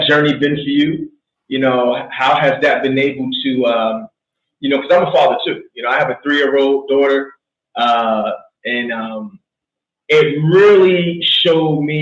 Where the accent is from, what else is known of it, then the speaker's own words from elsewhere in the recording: New York City, New York, United States; moved away; also born or lived in Hampton Roads, Virginia; I grew up in Brooklyn. I moved to the Hampton Roads area